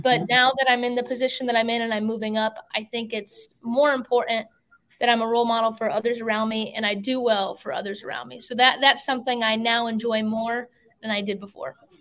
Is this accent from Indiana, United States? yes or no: yes; Fort Wayne, Indiana, United States; moved away as an adult; now in Concord, United States; I'm from Fort Wayne, Indiana, but now I currently live in Concord, North Carolina, because that's where my race career has taken me